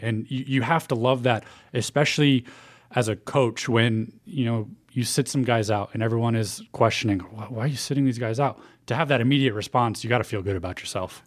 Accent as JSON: {"language": "English", "town": "Dallas", "region": "Texas", "country": "United States", "moved": "yes", "lives_now": "Chicago, United States", "said": "I'm from Dallas"}